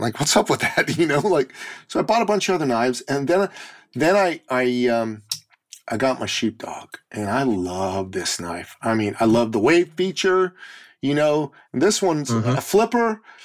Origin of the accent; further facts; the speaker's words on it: Iran; now in Canada; I'm originally from Iran, the Middle East.